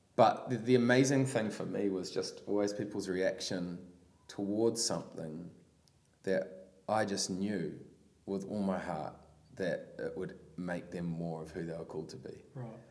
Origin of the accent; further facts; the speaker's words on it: Palmerston North, Manawatū-Whanganui, New Zealand; I grew up in Palmy